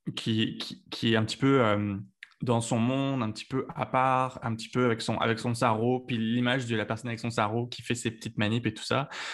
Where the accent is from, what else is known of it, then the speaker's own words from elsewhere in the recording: Lyon, Auvergne-Rhône-Alpes, France; moved away as an adult; also born or lived in Paris, France; now in Montreal, Canada; je suis originaire de Lyon en France